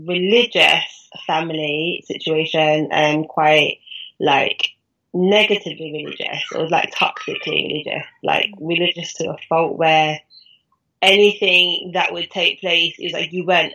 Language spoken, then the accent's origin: English; Birmingham, West Midlands, United Kingdom; now in London, United Kingdom; I'm from Birmingham originally, but now, obviously, I reside in London. 32 this year.